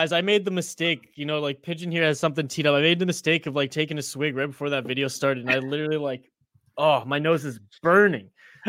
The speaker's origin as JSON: {"language": "English", "country": "Canada", "said": "because I'm Canadian."}